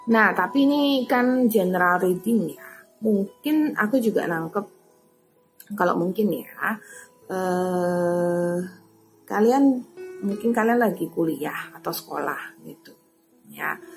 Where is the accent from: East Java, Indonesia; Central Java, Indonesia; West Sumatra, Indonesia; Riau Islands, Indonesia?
Central Java, Indonesia; Semarang; ya, karena aku bahasa Semarang. Saya orang Semarang. Jawanya Jawa Semarang. Bukan Jawa Timur.